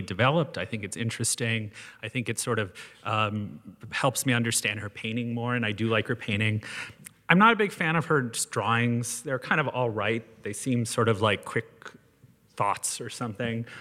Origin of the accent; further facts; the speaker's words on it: Canada; being Canadian